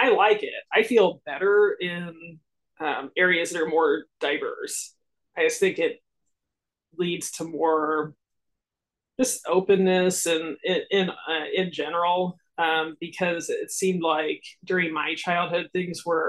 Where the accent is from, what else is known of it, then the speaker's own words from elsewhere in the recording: Lincoln, Nebraska, United States; In Lincoln, Nebraska. So I'm still here.